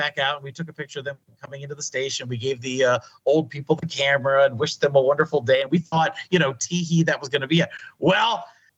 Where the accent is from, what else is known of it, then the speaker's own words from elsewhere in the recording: Crawford County, Pennsylvania, United States; also born or lived in Erie, Pennsylvania; now in Las Vegas, United States; I was born in Erie. I grew up in Crawford County.